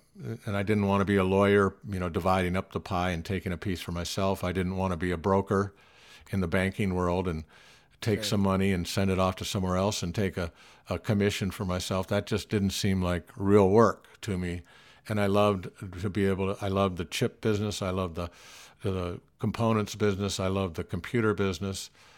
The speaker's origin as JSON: {"language": "English", "region": "Indiana", "country": "United States", "tie": "born there", "also_born_or_lived": "Illinois / Kansas / Ohio / Michigan", "lives_now": "Silicon Valley, United States", "said": "I was born in Indiana, moved to Illinois, Kansas, Ohio, Michigan, Wisconsin. I lived all over the Midwest."}